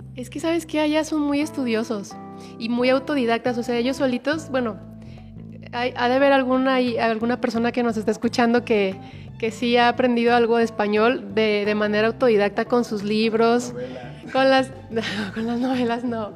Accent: Mexico; de México

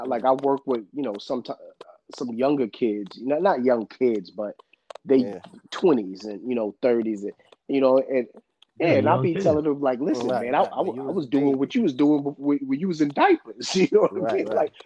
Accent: New York, United States; another kid from New York

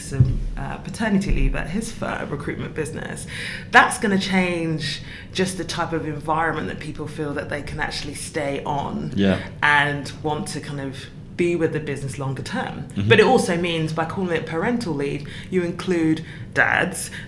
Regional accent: London, United Kingdom; I'm from South London

